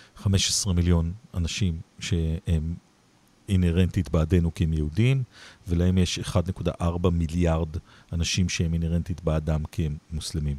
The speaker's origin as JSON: {"language": "Hebrew", "country": "Israel"}